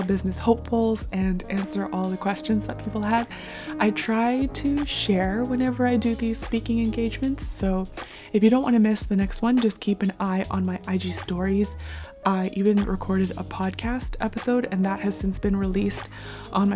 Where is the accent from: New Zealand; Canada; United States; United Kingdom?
Canada; I'm born and raised in North America, specifically Canada